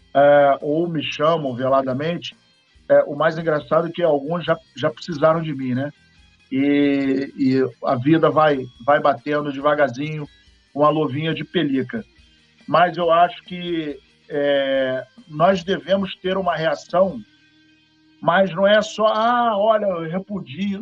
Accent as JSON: {"language": "Portuguese", "region": "Paraíba", "country": "Brazil", "said": "Eu sou paraibano com muito orgulho, muito orgulho."}